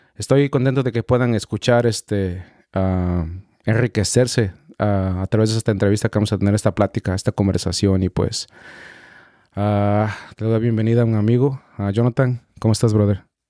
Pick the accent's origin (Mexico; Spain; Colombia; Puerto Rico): Mexico; now in United States; yo soy mexicano